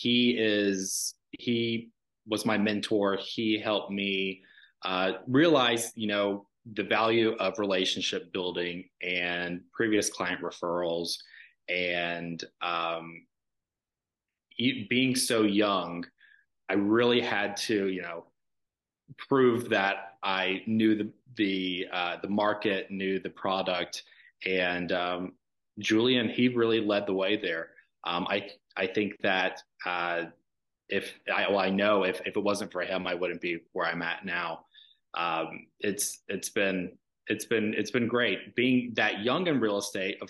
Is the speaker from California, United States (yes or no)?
no; Dallas, Georgia, United States; now in Atlanta, United States; growing up in Dallas, Georgia, which is adjacent to Douglas County